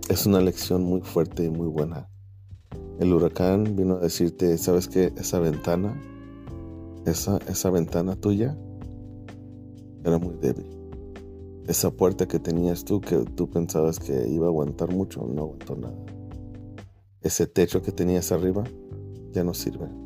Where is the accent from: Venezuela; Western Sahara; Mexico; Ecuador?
Mexico; now in United States; Puedo acordar del último abrazo que mi abuelo me dio cuando nos vinimos desde México a Estados Unidos.